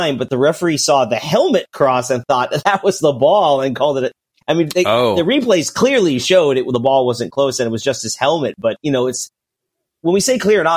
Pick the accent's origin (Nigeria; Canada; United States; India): United States; I'm just an American.